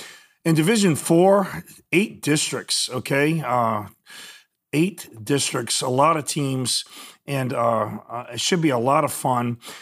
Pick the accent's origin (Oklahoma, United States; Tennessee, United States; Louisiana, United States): Louisiana, United States; New Iberia; I'm from New Iberia